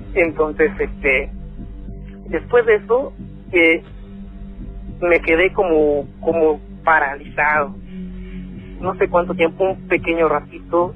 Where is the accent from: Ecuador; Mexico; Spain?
Mexico; León, Guanajuato; also born or lived in northern California; now in United States; yo soy de León, Guanajuato